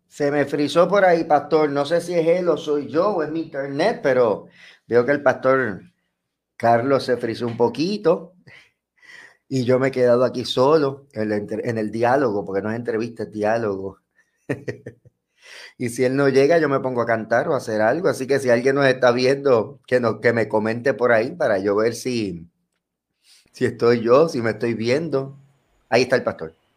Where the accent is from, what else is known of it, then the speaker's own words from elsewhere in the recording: Bayamón, Puerto Rico; yo soy natural de Bayamón, aquí en Puerto Rico, del barrio Santa Olalla